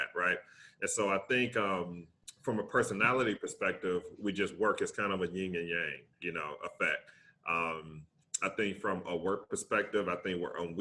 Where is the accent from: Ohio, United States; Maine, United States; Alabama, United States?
Alabama, United States; Tuscaloosa; I'm from Tuscaloosa, Alabama